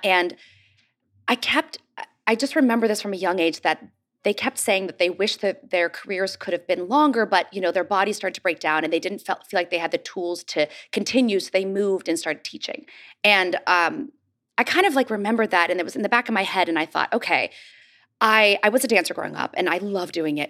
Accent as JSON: {"language": "English", "town": "Pittsburgh", "region": "Pennsylvania", "country": "United States", "tie": "born or raised there", "said": "I grew up in Pittsburgh"}